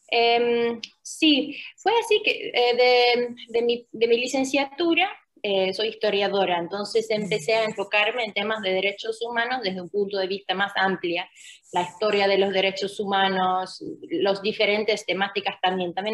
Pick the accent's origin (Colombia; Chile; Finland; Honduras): Finland; accent: Argentine; Spanish is a second language; moved away; also born or lived in Argentina; originalmente soy de Finlandia, nací